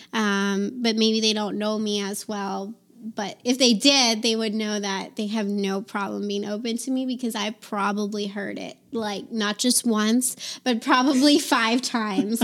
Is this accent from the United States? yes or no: yes; East Coast, United States; moved away as an adult; now in Nevada, United States; I'm from the East Coast